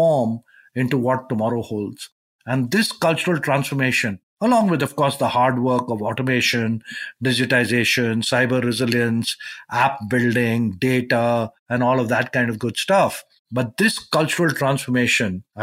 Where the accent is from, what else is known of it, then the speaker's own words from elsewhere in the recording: India; I grew up in India